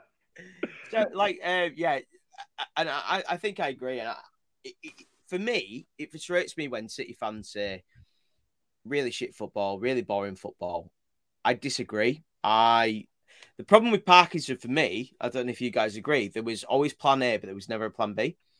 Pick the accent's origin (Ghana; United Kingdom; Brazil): United Kingdom; Leeds, Yorkshire and the Humber; I'm from Leeds. i have not even got any Bradford